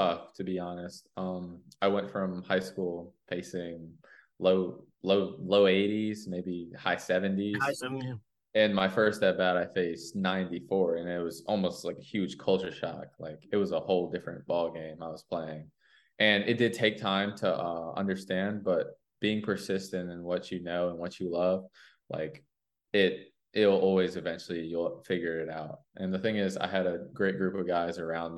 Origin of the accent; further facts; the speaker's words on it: Maryland, United States; I was born in Maryland